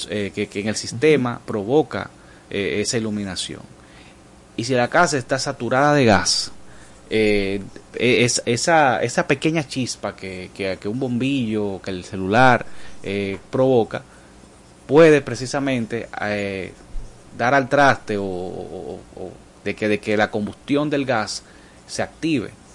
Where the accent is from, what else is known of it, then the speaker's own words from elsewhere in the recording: Dominican Republic; como buen dominicanos